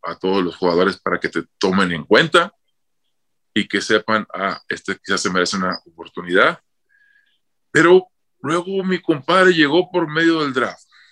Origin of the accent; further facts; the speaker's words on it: Rosario, Mexico; moved away; Me recibieron con la banda entrando a Rosario.